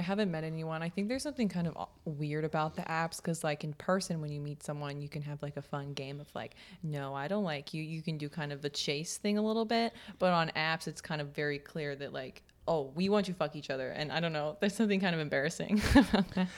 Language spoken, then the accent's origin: English; Kansas, United States; we grew up in Kansas